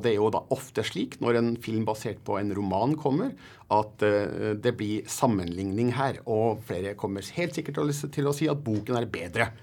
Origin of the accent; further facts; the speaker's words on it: Norway; jeg er norsk journalist